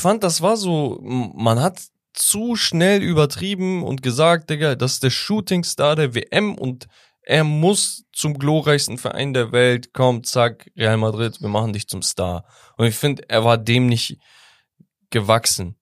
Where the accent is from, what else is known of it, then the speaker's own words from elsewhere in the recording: Sivas Province, Turkey; moved away; Sivas, meine Heimat